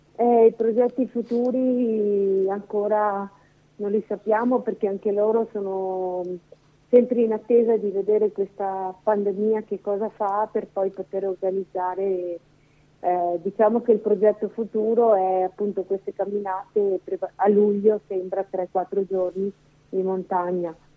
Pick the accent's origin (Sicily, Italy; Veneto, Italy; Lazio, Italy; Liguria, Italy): Veneto, Italy; moved away as an adult; now in Lombardy, Italy; Non sono lombarda, ma sono veneta